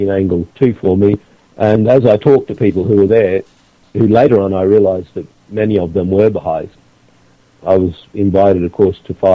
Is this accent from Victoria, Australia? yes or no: no; Queensland, Australia; I found a job, a little job actually back in this town that's my hometown, and I I did a, a what we call a locum, a relief job for six months, and then went back to another Western uh, Queensland town called Roma.